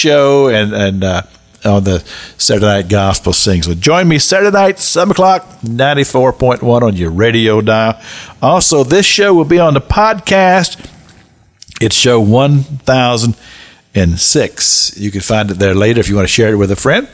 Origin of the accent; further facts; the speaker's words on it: Cynthiana, Kentucky, United States; now in Tallahassee, United States; I'm in my hometown, Cynthiana, Kentucky